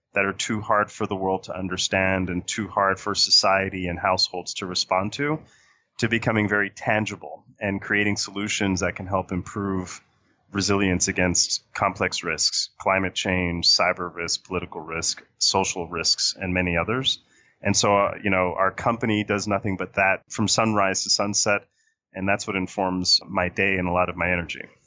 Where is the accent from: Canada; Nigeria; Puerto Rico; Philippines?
Puerto Rico; now in Washington, D.C., United States; I was born and raised in Puerto Rico